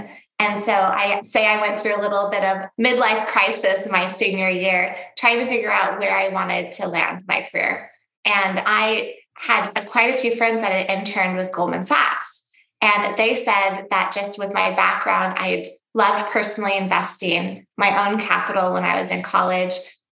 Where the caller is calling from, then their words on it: Scottsdale, Arizona, United States; I'm calling in from Scottsdale, Arizona.